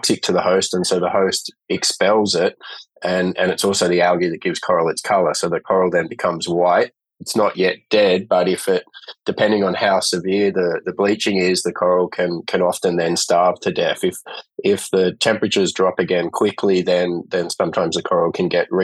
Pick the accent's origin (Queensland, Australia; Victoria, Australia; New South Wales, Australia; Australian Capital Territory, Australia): New South Wales, Australia; Sydney; moved away as an adult; now in Coffs Harbour, Australia; So I grew up in Sydney on the northern beaches at Narrabeen